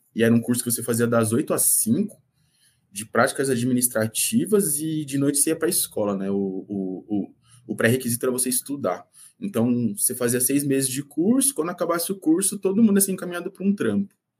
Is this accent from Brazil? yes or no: yes; São Paulo, Brazil; eu nasci na Vila Guafunda, é, zona sul de São Paulo